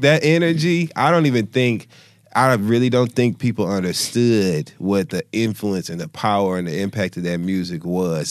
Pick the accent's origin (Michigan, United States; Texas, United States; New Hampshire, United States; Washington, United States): Michigan, United States; Flint; I'm born and raised in Flint, Michigan